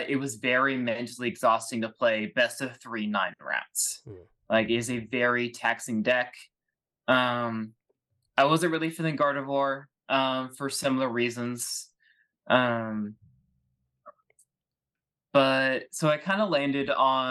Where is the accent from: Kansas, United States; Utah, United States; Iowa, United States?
Kansas, United States; I'm from Kansas